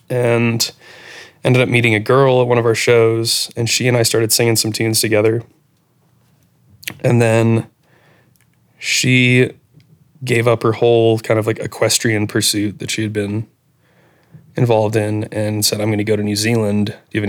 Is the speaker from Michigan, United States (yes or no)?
no; Vermont, United States; my hometown of Vermont